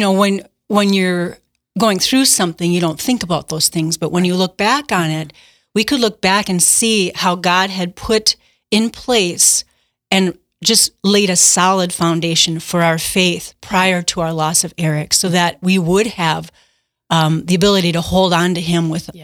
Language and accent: English; Milwaukee, Wisconsin, United States; moved away as an adult; I grew up in the Milwaukee area